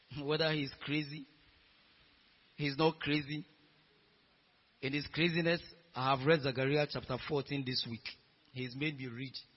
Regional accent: Ghana

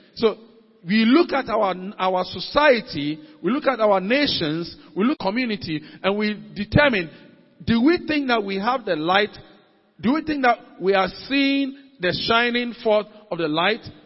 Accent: Ghana; as a Ghanaian, as a citizen of any nation that I belong

